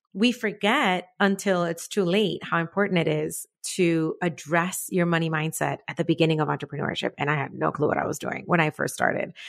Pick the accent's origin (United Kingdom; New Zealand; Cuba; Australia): Cuba; moved away; I was born in Cuba